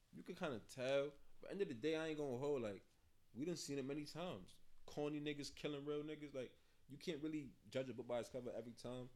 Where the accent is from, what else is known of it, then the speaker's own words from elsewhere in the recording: Hartford, Connecticut, United States; also born or lived in Mount Vernon, New York / Yonkers, New York / Jamaica (ancestry); I've been here since I was 10, 11. Yeah. So I officially been out here way longer than I've been out there